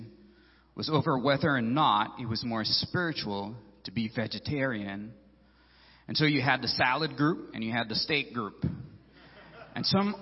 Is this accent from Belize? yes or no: yes; Belize; moved away as an adult; now in United States; I'm originally from Belize, and my wife and I, October that went, we've been in the U.S. 5 years now